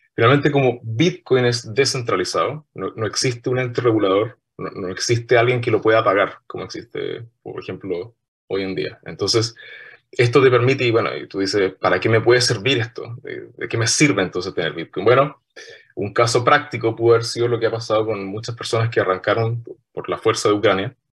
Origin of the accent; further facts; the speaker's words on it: Punta Arenas, Magallanes and Chilean Antarctica, Chile; yo soy de Punta Arenas, nacido, criado y malcriado criado en la ciudad de Punta Arenas